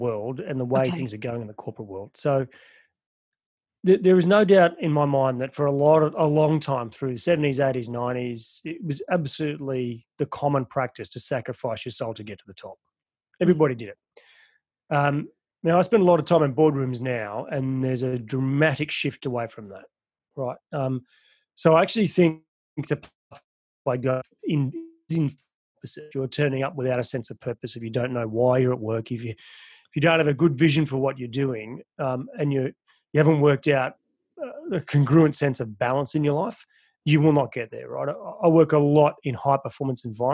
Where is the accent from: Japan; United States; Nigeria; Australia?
Australia; I'm from Australia, but I have worked in America